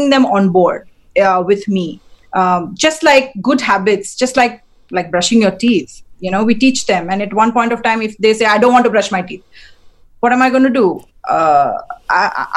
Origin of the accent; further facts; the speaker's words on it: India; I'm Indian, and we have like Indian festivals